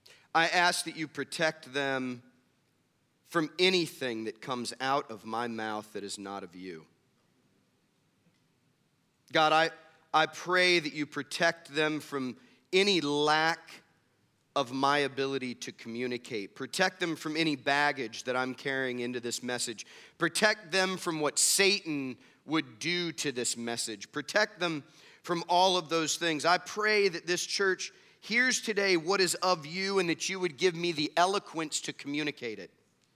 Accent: Midwest, United States; So, where I grew up in the Midwest, extravagance wasn't always a good thing.

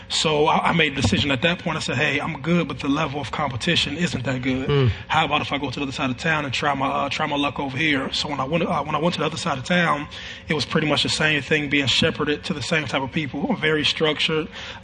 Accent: Youngstown, Ohio, United States; I'm from Youngstown, Ohio, so northeastern part of Ohio, probably about an hour outside of Cleveland. And I grew up the youngest of three boys.

